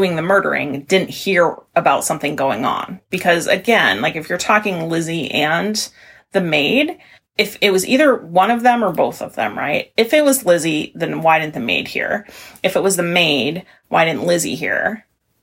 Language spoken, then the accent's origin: English; Maine, United States; I'm from Maine.